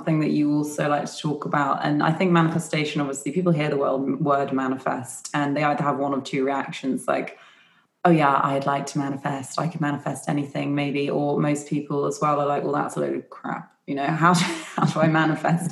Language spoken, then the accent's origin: English; Yorkshire and the Humber, United Kingdom; I'm from Yorkshire. My family are.